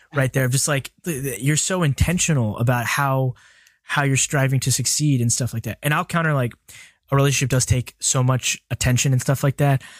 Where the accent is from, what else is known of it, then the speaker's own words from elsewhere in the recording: Birmingham, Alabama, United States; I'm from Birmingham, Alabama